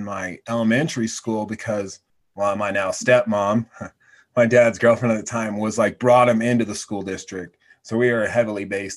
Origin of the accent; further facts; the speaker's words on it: Oregon, United States; now in Laramie, United States; growing up in Oregon, we didn't have a whole lot of money